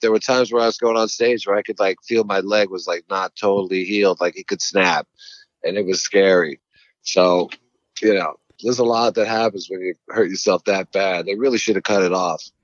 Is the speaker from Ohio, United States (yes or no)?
no; New York, United States; moved away; also born or lived in Los Angeles; I grew up mostly on uh, Long Island, Queens, Long Island, Harlem